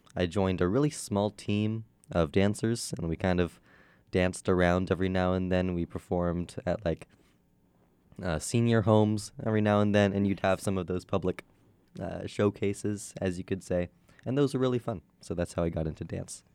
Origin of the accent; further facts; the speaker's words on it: California, United States; moved away as an adult; now in Madison, United States; I'm from California